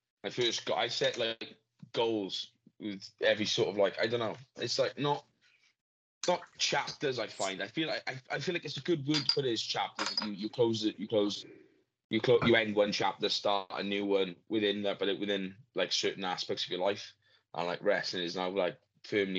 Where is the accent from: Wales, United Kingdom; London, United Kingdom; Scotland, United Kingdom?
Wales, United Kingdom; We're Welsh now.